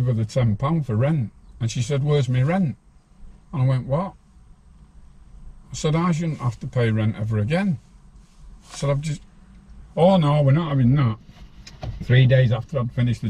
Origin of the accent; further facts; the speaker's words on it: Farnworth, North West England, United Kingdom; I grew up with Tommy in Farnworth.